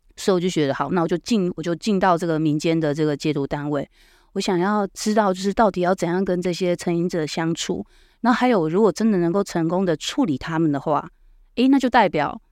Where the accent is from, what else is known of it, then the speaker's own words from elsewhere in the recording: Hualien, Hualien County, Taiwan; 我是花莲人嘛